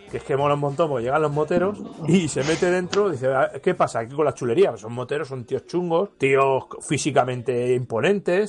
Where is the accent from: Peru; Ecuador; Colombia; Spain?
Spain; Madrid, Community of Madrid; nosotros somos madrileños